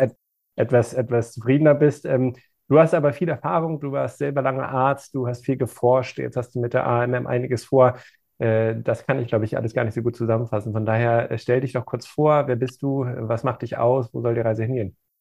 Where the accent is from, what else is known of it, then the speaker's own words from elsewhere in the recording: Germany; wir als Deutsche assoziieren